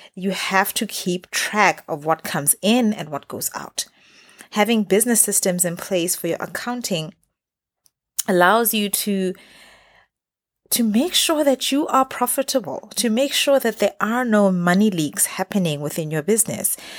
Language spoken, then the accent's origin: English; Botswana; moved away as an adult; now in Middle East; I've run businesses in the Middle East where I've lived for the past 10 years, as well as in my home country, Botswana